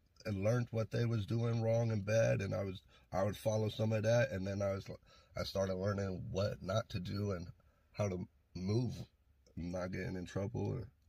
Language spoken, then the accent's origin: English; Aloha, Oregon, United States; also born or lived in Idaho / Forest Grove, Oregon; So Forest Grove when I was a kid, and then we moved to Aloha when I was like four.